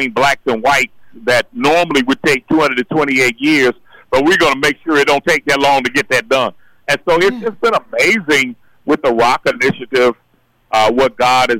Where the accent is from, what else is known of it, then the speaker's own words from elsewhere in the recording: Indianapolis, Indiana, United States; I grew up in the Arlington Woods area in 46218